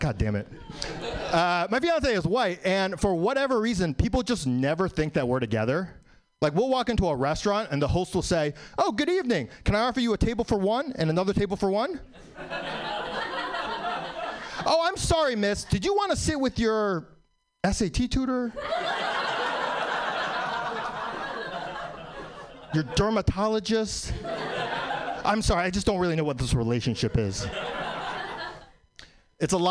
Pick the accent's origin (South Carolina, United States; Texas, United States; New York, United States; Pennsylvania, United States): New York, United States; New York City; I was born in New York, still live in New York